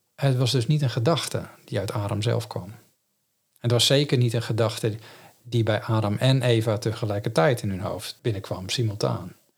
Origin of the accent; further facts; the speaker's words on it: Netherlands; first language Dutch; voor ons als Nederlanders